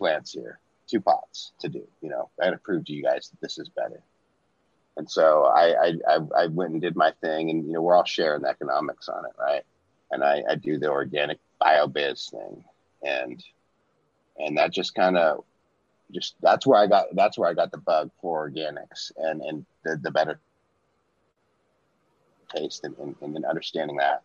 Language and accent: English; Washington, United States; also born or lived in Portland / Minnesota; I grew up in Washington